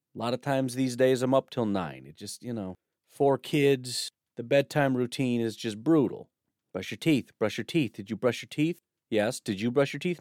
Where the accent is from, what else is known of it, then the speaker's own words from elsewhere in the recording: Illinois, United States; When I grew up in Illinois